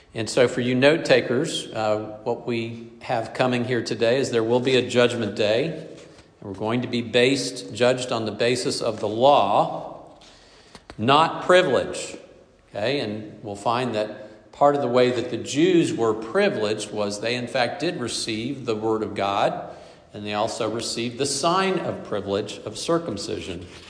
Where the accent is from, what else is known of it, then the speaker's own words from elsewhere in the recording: the Bible Belt, the South, United States; I grew up in the Bible Belt, the belt of privilege